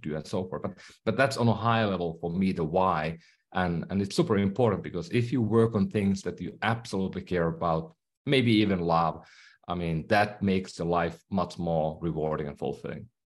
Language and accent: English; Finland; English is a second language; moved away; I'm from Finland, so that's why I speak maybe funny at times. I still have a accent.